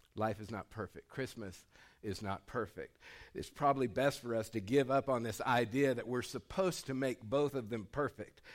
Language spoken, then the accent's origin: English; Dustin Acres, California, United States; moved away; I grew up in Dustin Acres, California